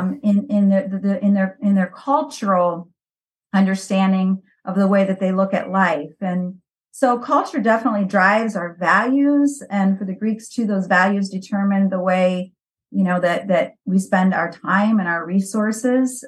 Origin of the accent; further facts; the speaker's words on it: Valparaiso, Indiana, United States; moved away as an adult; now in Greece; I grew up in Valparaiso